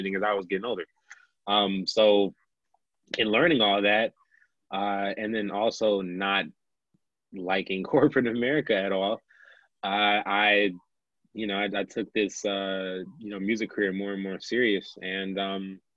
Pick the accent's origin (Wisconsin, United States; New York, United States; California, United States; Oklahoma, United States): Wisconsin, United States; Milwaukee; born and raised in Milwaukee, Wisconsin, in the United States